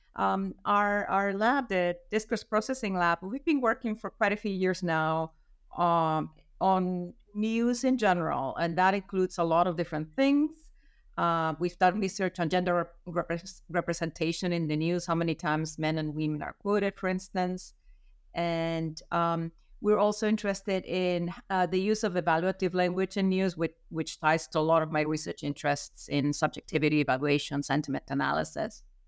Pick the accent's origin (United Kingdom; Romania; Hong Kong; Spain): Spain; Madrid, Community of Madrid; moved away as an adult; also born or lived in United States; I'm from Madrid